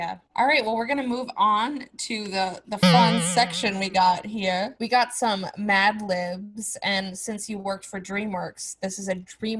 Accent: Florida, United States; moved away; No, I'm from Florida originally.

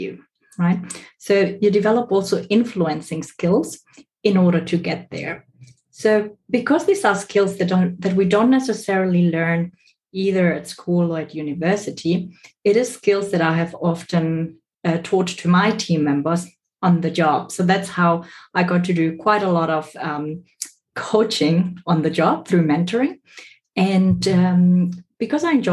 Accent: Stuttgart, Baden-Württemberg, Germany; moved away as an adult; also born or lived in Bolivia / Southeast Asia / Australia; I was born in Bolivia, raised in Germany, but then later on moved to work in Southeast Asia and Australia.

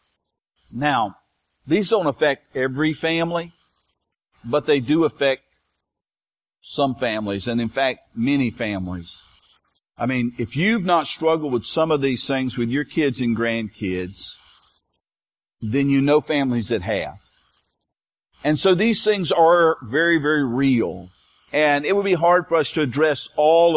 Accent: United States; we as American

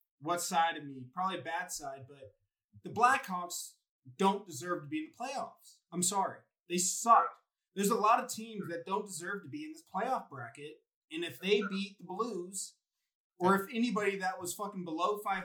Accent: Colorado Springs, Colorado, United States; moved away; we grew up in Colorado Springs

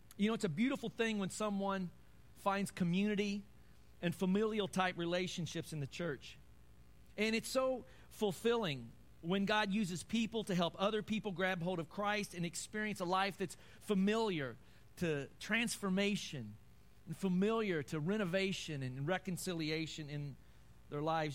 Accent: Kentucky, United States; I'm from Kentucky

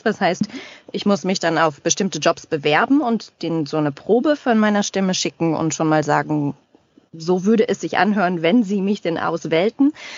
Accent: Germany; moved away as an adult; also born or lived in Paris, France / Montreal, Canada; now in Toronto, Canada; als Deutsche im Ausland

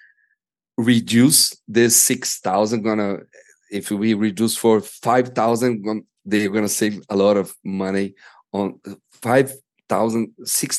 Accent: Brazil; as we are from Brazil, and it's a poor country

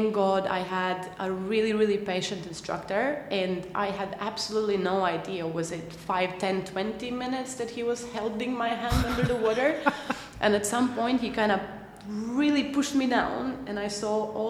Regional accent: Latvia; moved away; I am from Latvia.

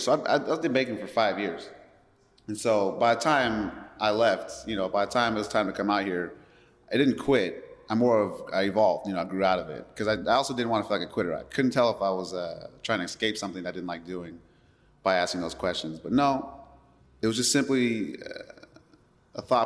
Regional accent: Las Vegas, Nevada, United States; moved away as an adult; now in Oakland, United States; I'm from Las Vegas, Nevada

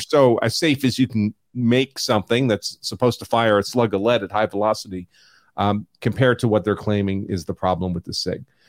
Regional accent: New York, United States; I'm from New York

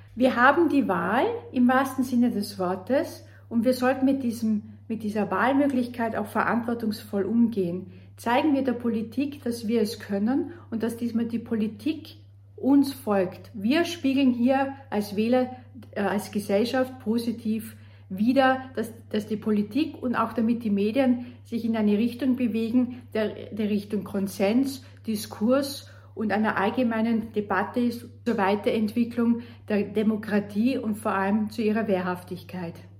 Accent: Austria; bei uns in Österreich

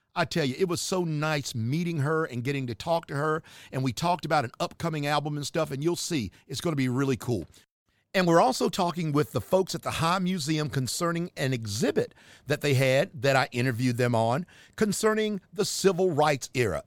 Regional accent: Charlotte, North Carolina, United States; my hometown area, Charlotte, North Carolina

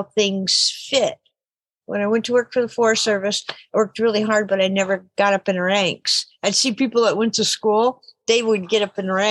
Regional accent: Happy Camp, California, United States; I was born and raised in Happy Camp, California

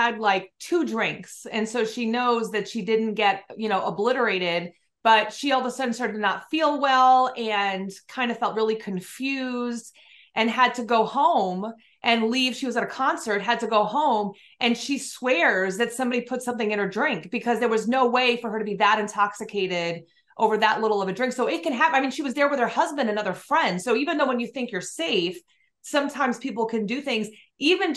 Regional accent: New York, United States; moved away; I grew up in New York

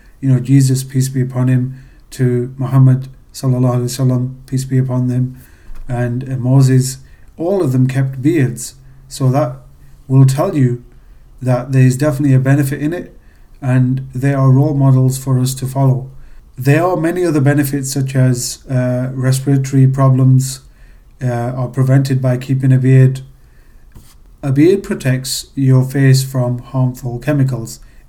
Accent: Pakistan; You know, being Pakistani, we try and save money.

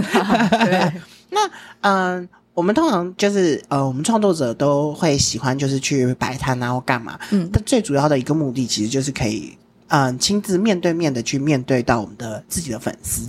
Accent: Taiwan; 我们身为台湾人

